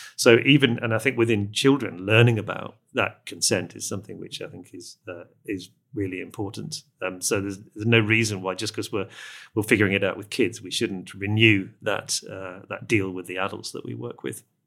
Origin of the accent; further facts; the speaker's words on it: England, United Kingdom; I'm speaking as an Englishman